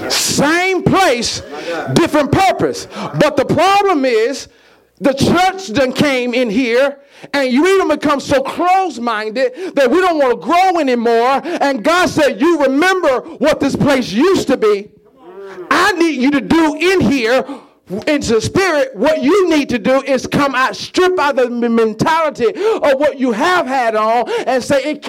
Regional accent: the South, United States; I'm from the South. And being from the South, I was reared by my grandmother

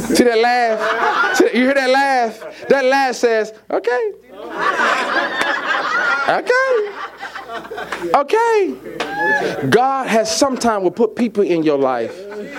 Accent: the South, United States; I'm from the South. And being from the South, I was reared by my grandmother

